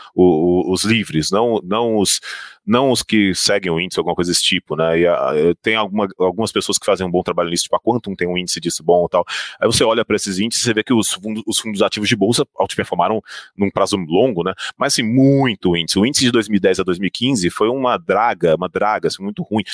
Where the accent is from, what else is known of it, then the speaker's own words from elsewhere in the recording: Goiânia, Goiás, Brazil; Eu sou de Goiânia